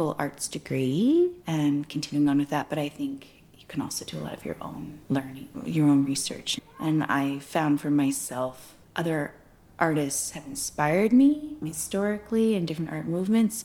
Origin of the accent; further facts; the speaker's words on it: Victoria, British Columbia, Canada; also born or lived in Hazelton, British Columbia; most of my life, I grew up on the island in Victoria